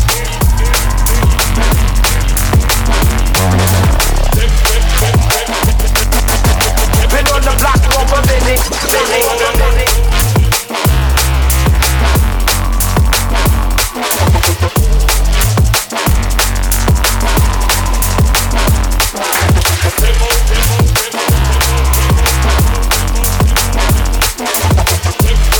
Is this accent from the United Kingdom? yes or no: yes; United Kingdom; moved away as an adult; now in Brisbane, Australia; I'm from the UK originally, but I do have dual nationality, so I hold a Aussie passport as well as a UK one.